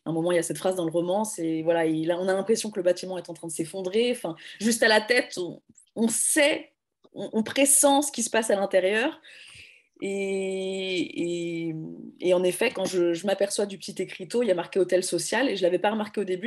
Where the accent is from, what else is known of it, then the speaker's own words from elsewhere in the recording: France; moi je suis française